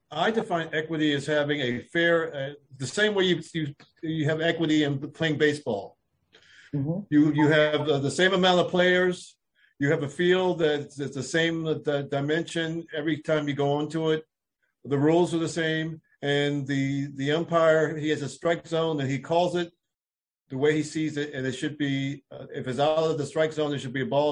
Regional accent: Philadelphia, Pennsylvania, United States; moved away as an adult; now in Washington, D.C., United States; I'm from Philadelphia area. I've been living in D.C. for over 25 years, but I'm from the Philadelphia area

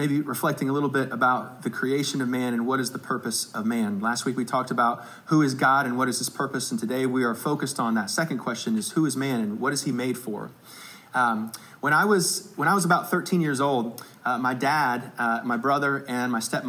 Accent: South Bend, Indiana, United States; I'm from South Bend, Indiana

